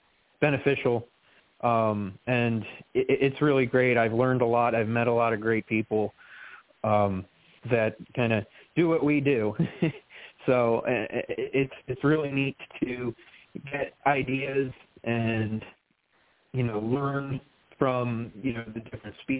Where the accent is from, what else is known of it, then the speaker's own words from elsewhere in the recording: Pennsylvania, United States; moved away as an adult; also born or lived in Long Island, New York; now in North Carolina, United States; I was born on Long Island, but I moved to Pennsylvania when I was 5 and lived there for more than 30 years